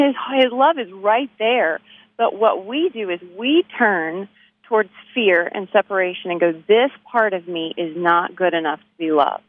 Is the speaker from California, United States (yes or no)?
no; Abilene, Texas, United States; now in Nashville, United States; I'm from Abilene, Texas